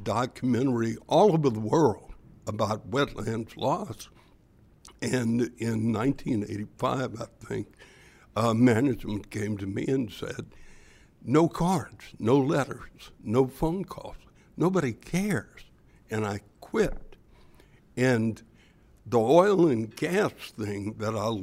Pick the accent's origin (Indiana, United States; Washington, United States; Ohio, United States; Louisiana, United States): Louisiana, United States; born or raised there